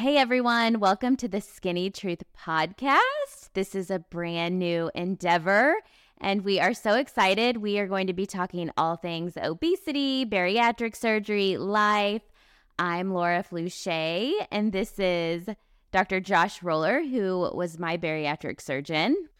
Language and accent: English; Kansas City, Missouri, United States; I grew up in Kansas City, Missouri.